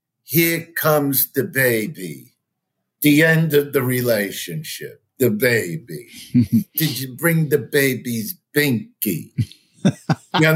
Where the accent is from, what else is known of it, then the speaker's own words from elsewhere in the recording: New York City, New York, United States; I'm from Brooklyn, New York